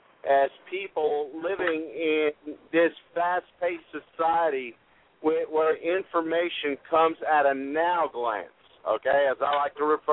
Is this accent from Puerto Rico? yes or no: yes; Puerto Rico; I'm from Puerto Rico